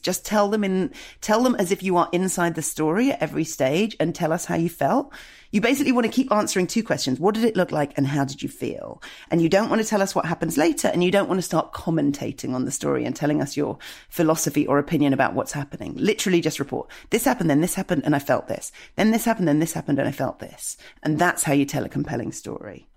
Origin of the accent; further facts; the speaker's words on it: United Kingdom; as a British person, I've been taught to never have feelings.